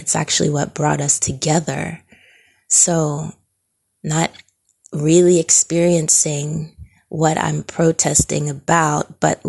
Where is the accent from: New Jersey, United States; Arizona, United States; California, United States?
New Jersey, United States; Yes, I grew up in New Jersey for 10 years, but I don't remember any forms of racism or feeling like I was being, that I was being discriminated against